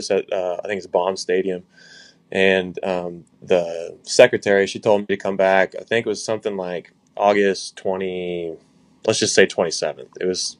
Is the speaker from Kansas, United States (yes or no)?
yes; Osage City, Kansas, United States; moved away as an adult; I grew up in Osage City, Kansas